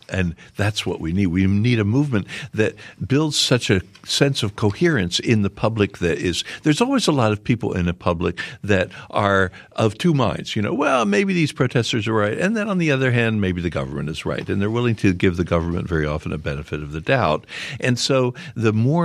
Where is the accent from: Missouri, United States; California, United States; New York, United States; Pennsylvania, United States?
Pennsylvania, United States; Philadelphia; I'm from Philadelphia